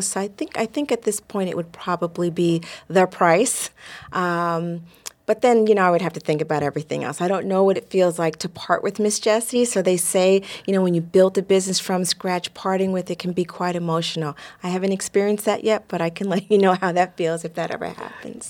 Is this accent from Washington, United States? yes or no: no; New York, United States; Growing up in New York in the seventies